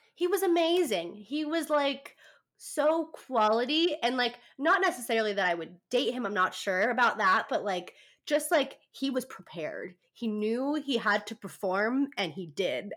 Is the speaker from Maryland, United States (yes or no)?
no; California, United States; now in San Diego, United States; I'm from California, kind of in the middle of nowhere, but I've lived in San Diego for the past ooh four years. So I've I've moved out when I was 17